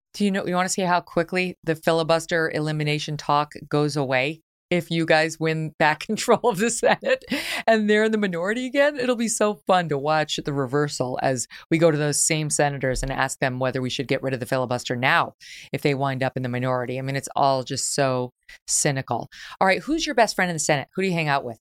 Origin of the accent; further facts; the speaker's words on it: New York, United States; moved away as an adult; now in Connecticut, United States; I spent most of my fifty-one years as a New Yorker, not New York City, but some of those years, twenty years in New York City.